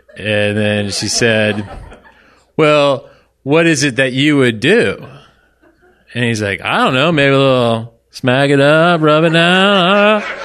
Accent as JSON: {"language": "English", "town": "Orlando", "region": "Florida", "country": "United States", "said": "I was from Orlando"}